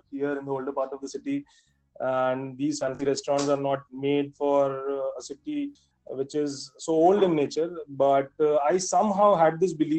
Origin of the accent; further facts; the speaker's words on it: Varanasi, Uttar Pradesh, India; also born or lived in Mumbai, India; I decided that I'll get back to my hometown and I'll start my own business